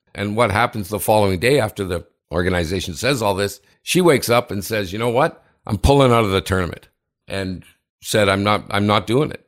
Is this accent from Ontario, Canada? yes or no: yes; Sudbury, Ontario, Canada; Sudbury, my hometown